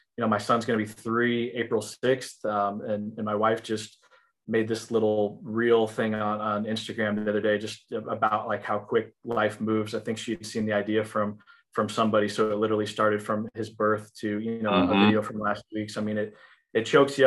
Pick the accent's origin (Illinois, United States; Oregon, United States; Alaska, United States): Illinois, United States; now in Texas, United States; I grew up in Illinois